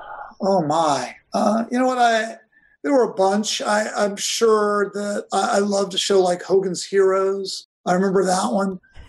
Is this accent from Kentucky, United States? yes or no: no; Virginia, United States; I grew up in Virginia.